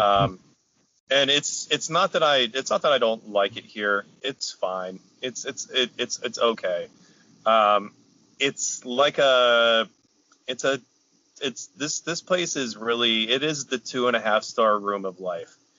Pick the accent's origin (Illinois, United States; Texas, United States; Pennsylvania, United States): Pennsylvania, United States; Carlisle; born or raised there